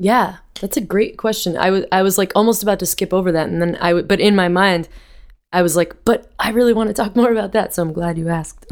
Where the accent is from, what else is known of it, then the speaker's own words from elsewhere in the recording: Vermont, United States; moved away; I grew up in Vermont with my with music all around me in my house